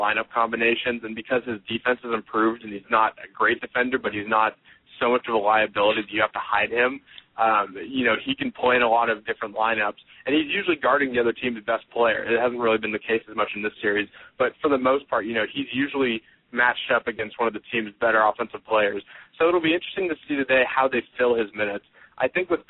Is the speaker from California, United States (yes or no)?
yes; the Bay Area, California, United States; I'm from California.